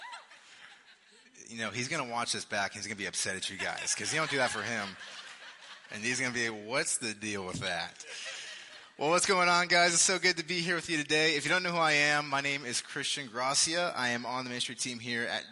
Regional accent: Las Vegas, Nevada, United States; now in Lee's Summit, United States; I'm from Las Vegas. That's where I was born and raised

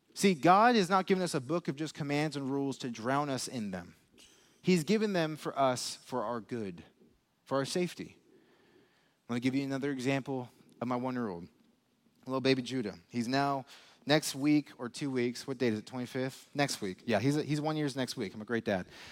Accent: Las Vegas, Nevada, United States; moved away as an adult; now in Lee's Summit, United States; I'm from Las Vegas

